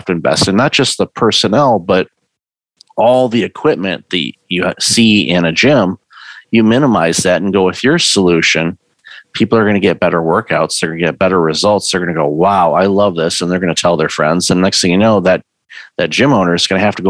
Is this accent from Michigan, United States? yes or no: yes; Detroit, Michigan, United States; I grew up in Detroit.